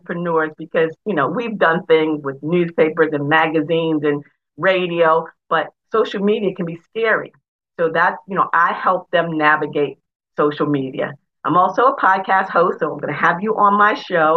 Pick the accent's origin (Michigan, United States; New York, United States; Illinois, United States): New York, United States; moved away as an adult; also born or lived in Delaware; I'm originally from New York